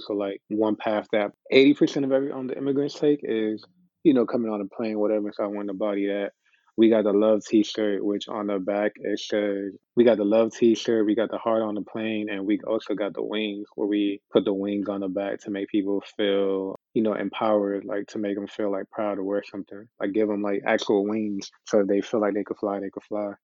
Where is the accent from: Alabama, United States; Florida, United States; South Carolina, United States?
Florida, United States; Miami; growing up in Miami, it always felt like we, it was a whole bunch of Caribbeans